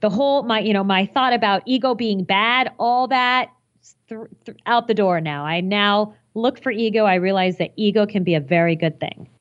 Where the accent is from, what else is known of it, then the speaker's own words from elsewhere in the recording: Phoenix, Arizona, United States; I grew up in Phoenix and I never got to shovel snow